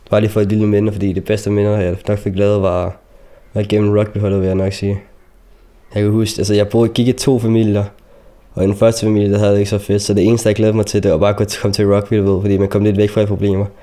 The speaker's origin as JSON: {"language": "Danish", "country": "Palestine", "lives_now": "Denmark", "said": "fordi jeg var selv palæstinenser, så det var en klub, hvor der kun var palæstinenser, der gik på det."}